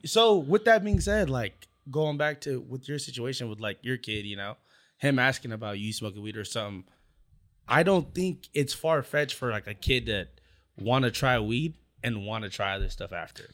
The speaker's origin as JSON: {"language": "English", "town": "Anaheim", "region": "California", "country": "United States", "said": "I'm from Anaheim."}